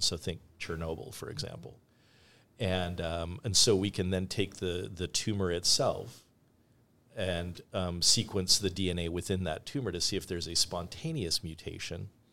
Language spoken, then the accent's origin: English; Canada; now in United States; I grew up in Canada